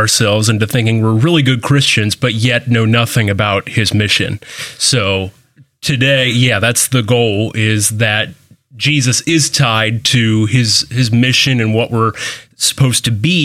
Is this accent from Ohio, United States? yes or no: yes; Columbus, Ohio, United States; moved away; I'm from Columbus originally